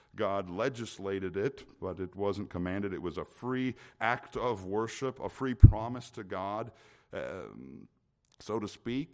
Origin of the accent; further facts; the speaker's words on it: the middle of Minnesota, United States; moved away; growing up in the middle of Minnesota